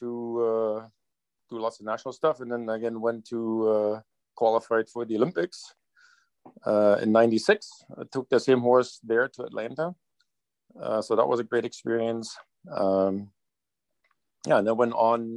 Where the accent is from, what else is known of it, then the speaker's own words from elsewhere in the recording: Germany; now in Hillsborough, Canada; I grew up in a small town in Germany that was a very horsey town